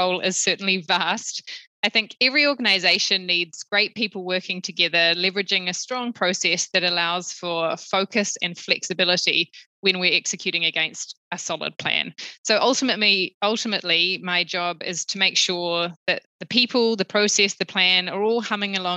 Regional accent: New Zealand; moved away as an adult; also born or lived in Sydney; now in Singapore; I'm a Kiwi. I grew up in New Zealand, and despite living outside of Aotearoa for the last 10 years, it is still home to me.

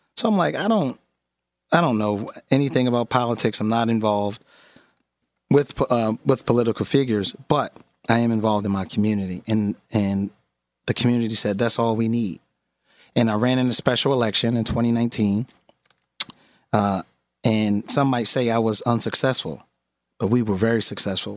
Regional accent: Philadelphia, Pennsylvania, United States; born and raised in West Philadelphia

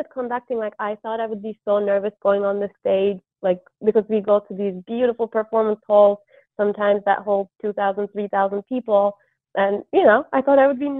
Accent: Istanbul, Turkey; moved away as an adult; So I'm originally from Istanbul, Turkey, and I lived there until I went to college

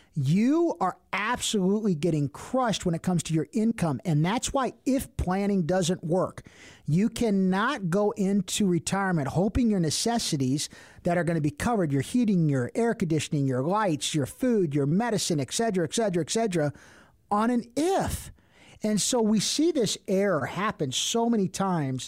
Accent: Cincinnati, Ohio, United States; I'm from Cincinnati

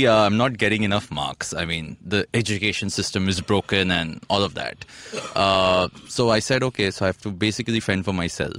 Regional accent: Mumbai, Maharashtra, India; I'm a Bengali, but born and brought up in Bombay.

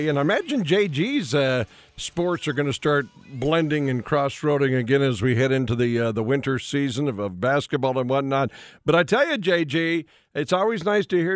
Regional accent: Williston, North Dakota, United States; my hometown of Williston

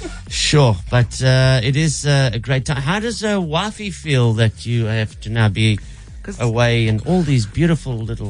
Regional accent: Durban, KwaZulu-Natal, South Africa; born there; I was born in Durban.

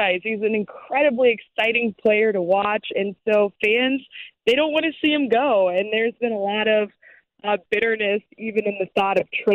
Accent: Colorado, United States; moved away as an adult; also born or lived in Wyoming; now in Chicago, United States; growing up in Colorado

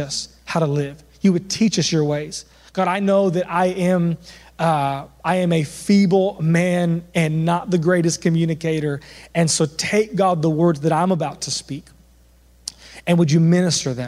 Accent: Southern California, United States; I'm from Southern California

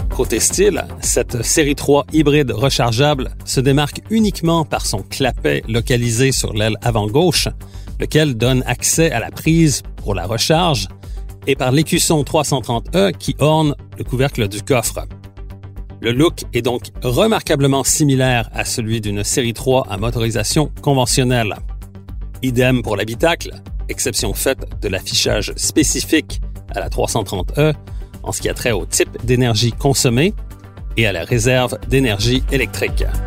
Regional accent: Quebec, Canada; chez nous au Québec

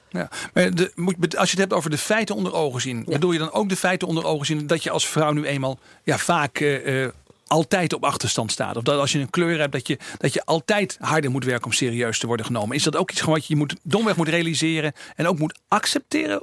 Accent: East Groningen, Netherlands; moved away as an adult; also born or lived in Amsterdam; Ik kom zelf uit Oost-Groningen.

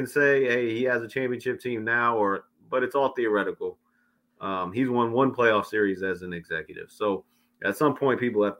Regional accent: New York City, New York, United States; moved away; I know I'm from the Bronx originally

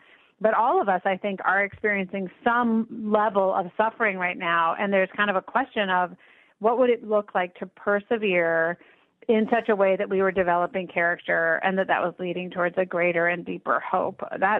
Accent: United States; both because I'm an American and also because I have an able body

